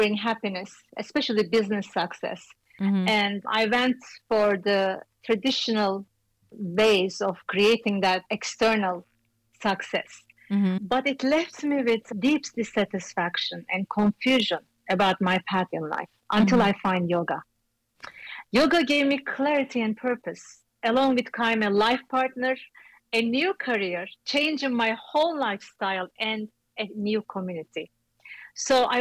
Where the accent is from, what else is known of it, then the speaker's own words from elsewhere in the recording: Istanbul, Turkey; moved away as an adult; also born or lived in New York City; I came from Istanbul, another big city